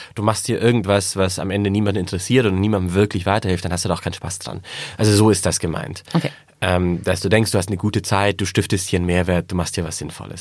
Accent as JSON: {"language": "German", "region": "Swabia", "country": "Germany", "said": "ich bin Schwabe"}